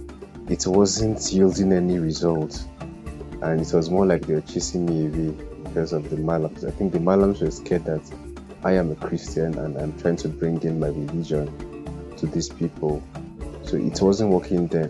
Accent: Kaduna State, Nigeria; also born or lived in Kogi State; now in Jos, Nigeria; I'm from Kogi State, but I grew up in Kaduna and I'm currently living

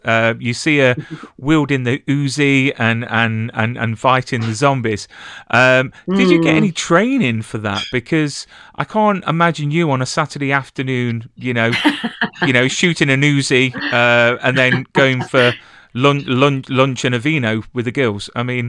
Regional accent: England, United Kingdom; I'm English, so I wouldn't know the difference between any gun, to be fair.

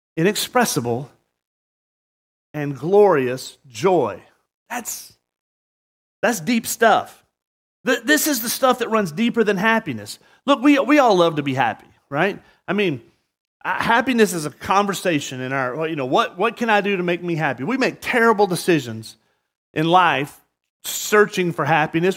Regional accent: the South, United States; now in Murrieta, United States; growing up in the South

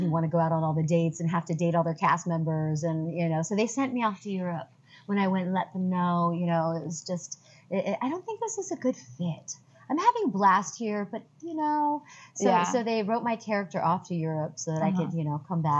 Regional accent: Temecula, California, United States; also born or lived in Brooklyn, New York; now in Los Angeles, United States; Originally, yeah. But my dad moved us when I was a kid to Temecula, California.

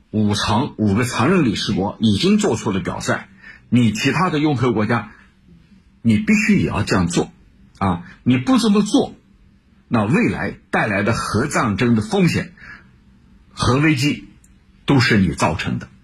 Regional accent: China; 我们中国人知道有句话叫

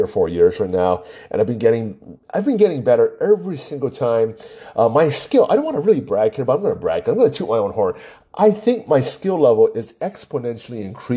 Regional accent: Hawaii, United States; I was born and raised in Hawaii

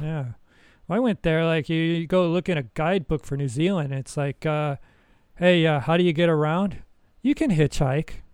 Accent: United States; moved away; I'm American. I love my country

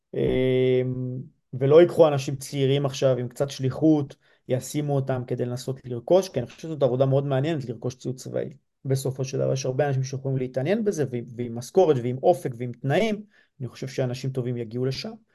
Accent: Lehavim, Southern District, Israel; moved away; גדלתי אמנם בלהבים, זה יישוב לא מושב

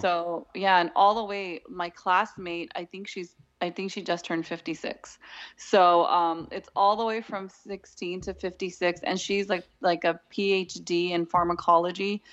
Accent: Southern California, United States; I'm from Southern California and I have a background in graphic design and marketing.

